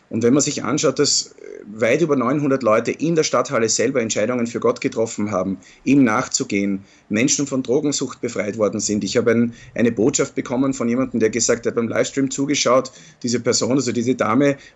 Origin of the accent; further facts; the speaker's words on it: Austria; Ich bin aber hier nicht nur als Pfingstlervertreter, sondern als Österreicher und da muss ich die Kultur respektieren, die, in der wir leben.